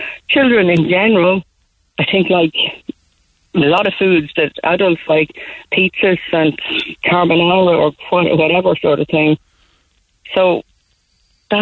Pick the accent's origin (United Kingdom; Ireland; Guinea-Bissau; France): Ireland; Dundalk, County Louth; I'm from Dundalk, County Louth, not Cork